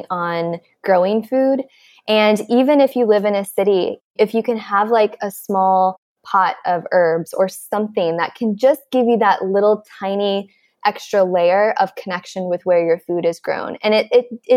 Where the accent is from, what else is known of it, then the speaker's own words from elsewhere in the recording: Midwest, United States; I'm from the Midwest, and I grew up with parents who were like, textbook Midwest